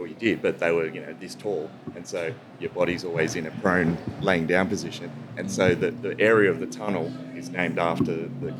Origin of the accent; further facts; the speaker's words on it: Queensland, Australia; also born or lived in New South Wales; All over the place. So Queensland, New South Wales mostly.